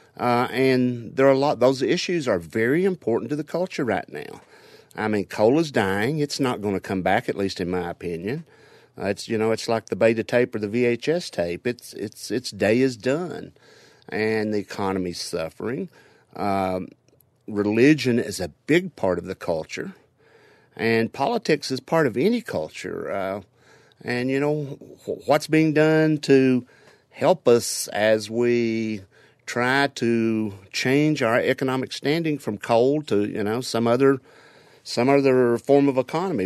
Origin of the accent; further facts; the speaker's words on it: Harlan County, Kentucky, United States; I'm originally from Harlan County, Kentucky, and you can't get any deeper in Appalachia than